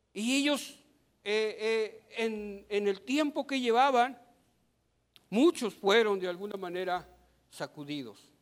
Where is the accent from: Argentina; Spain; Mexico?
Mexico; Somos ciudadanos mexicanos